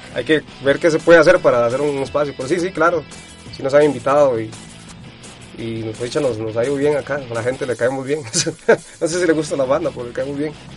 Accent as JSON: {"language": "Spanish", "country": "Costa Rica"}